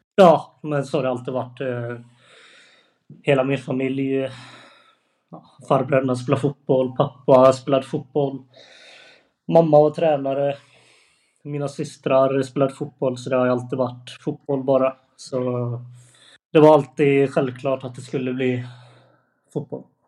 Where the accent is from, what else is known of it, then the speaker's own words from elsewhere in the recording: Annelund, Västra Götaland, Sweden; jag är från Annelund